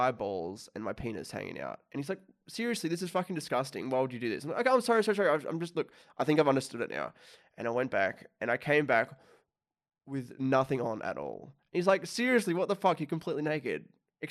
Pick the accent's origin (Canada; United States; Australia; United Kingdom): Australia; I'm from Australia